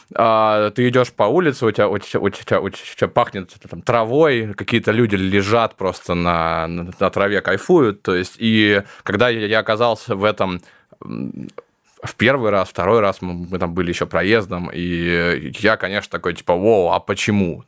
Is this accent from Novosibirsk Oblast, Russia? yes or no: yes; Novosibirsk, Novosibirsk Oblast, Russia; moved away; я из Новосибирска